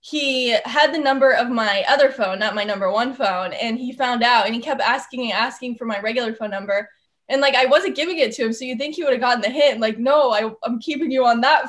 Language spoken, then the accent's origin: English; Southern California, United States; moved away as an adult; also born or lived in Athens, Ohio; I'm from Southern California. Growing up there, I mean, since I was 4 years old, I had started playing softball